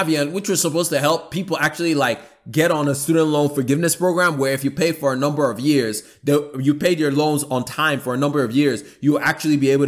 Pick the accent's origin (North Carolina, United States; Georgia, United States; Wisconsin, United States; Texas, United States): Georgia, United States; Atlanta; my hometown where I live, Atlanta